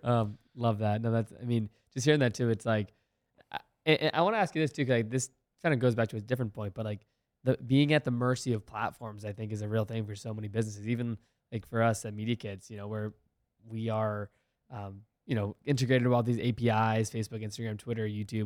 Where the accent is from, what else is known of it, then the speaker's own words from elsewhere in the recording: Virginia, United States; I played sports growing up in Virginia